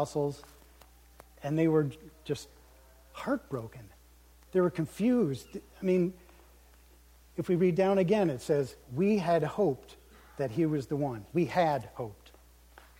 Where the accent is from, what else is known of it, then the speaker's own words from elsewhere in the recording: United States; as American Christians